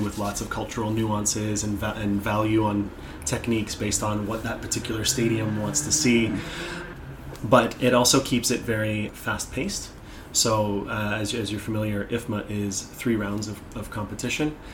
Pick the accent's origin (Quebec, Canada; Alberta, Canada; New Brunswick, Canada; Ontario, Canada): Ontario, Canada; Toronto; in Toronto, Ontario, where I'm from